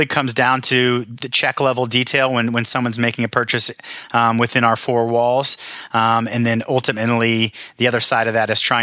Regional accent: Story, Indiana, United States; I grew up in Story, population five, me, my brother, my sister, my mom and dad

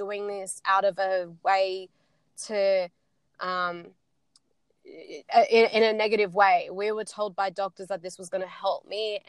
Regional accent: Sydney, New South Wales, Australia; I'm from Sydney

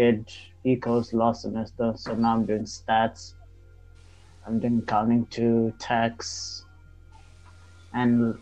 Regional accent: Edenvale, Gauteng, South Africa; born and raised in Edenville. Lived here my whole life.

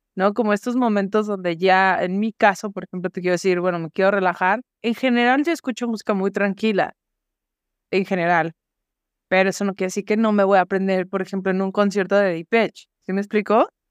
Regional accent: Guadalajara, Jalisco, Mexico; soy de Guadalajara. Tenía yo creo que no más de 10 años

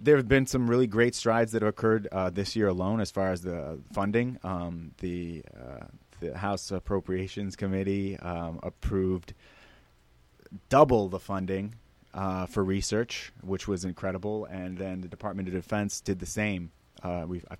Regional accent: Oak Park, Illinois, United States; moved away; I grew up in Oak Park, which is famous for Frank Lloyd Wright homes

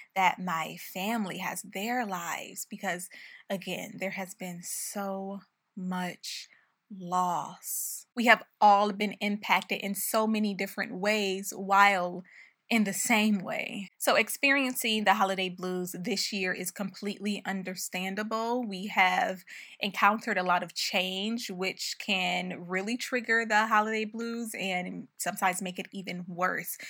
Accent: Buffalo, New York, United States; moved away as an adult; we moved to Buffalo, my hometown, for the rest of the year because of the pandemic

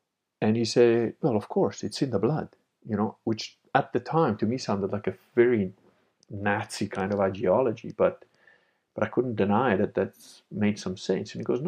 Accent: Piedmont, Italy; born there; I was born in Italy, but I was like, didn't really like Italians. And, you know, that took me a while to figure out because I was born in Piedmont, but I'm Venetian.

